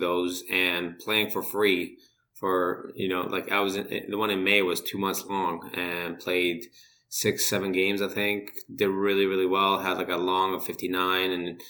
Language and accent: English; Canada; So I think that's kind of helped my case being Canadian, going to Canadian school.